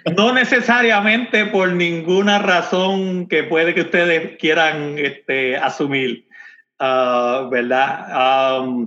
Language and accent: Spanish; Comerío, Puerto Rico; also born or lived in Corozal, Puerto Rico; now in Frederick, Maryland, United States; Yo soy de Comerío, pero, pero yo creo que, yo en verdad nací en, en, Corozal y me llevaron para Comerío